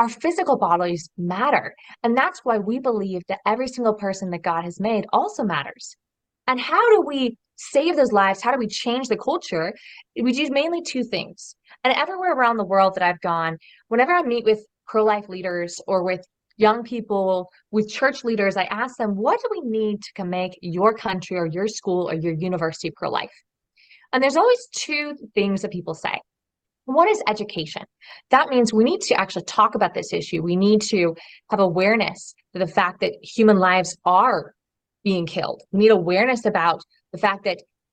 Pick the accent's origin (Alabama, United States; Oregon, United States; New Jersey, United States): Oregon, United States; just outside of Portland; moved away as an adult; also born or lived in Europe; I grew up in Oregon, so just outside of Portland, Oregon